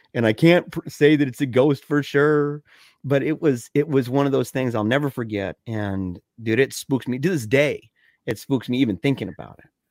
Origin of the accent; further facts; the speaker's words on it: Battle Creek, Michigan, United States; we're both from Battle Creek, Michigan